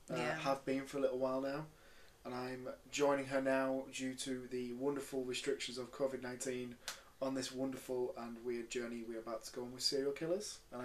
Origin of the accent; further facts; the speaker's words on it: Leeds, Yorkshire and the Humber, United Kingdom; I am from Leeds, West Yorkshire.